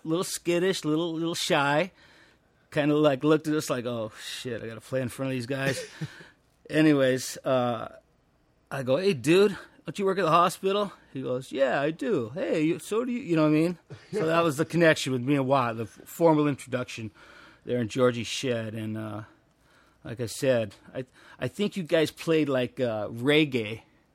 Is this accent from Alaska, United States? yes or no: no; Los Angeles, California, United States; I'm from Pedro. You know what I mean? I'm from like Barton Hill